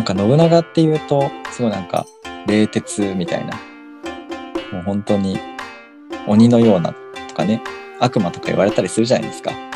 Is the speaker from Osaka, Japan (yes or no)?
no; Fujinomiya, Shizuoka, Japan; あの地元の神社になっちゃうんですけど